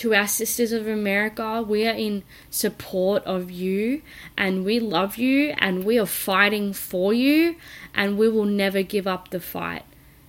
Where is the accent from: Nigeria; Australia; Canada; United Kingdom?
Australia; I'm from Australia